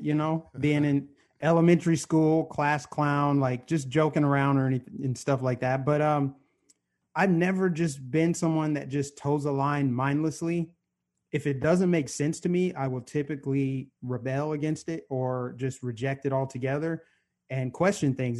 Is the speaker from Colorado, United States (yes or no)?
yes; Aurora, Colorado, United States; I grew up in suburban Denver, Aurora, Colorado, to be exact